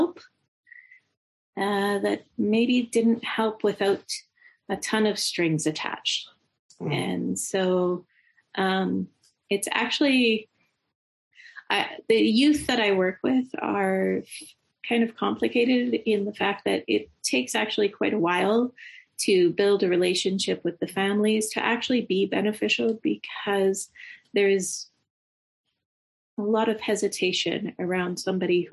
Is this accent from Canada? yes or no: yes; Lethbridge, Alberta, Canada; I grew up in Lethbridge, I always sort of knew most of the churches